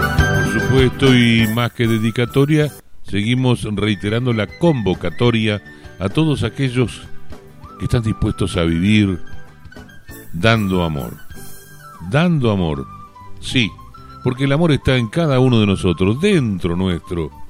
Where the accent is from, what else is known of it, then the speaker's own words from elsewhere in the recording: Buenos Aires Province, Argentina; orgullosamente somos bonaerenses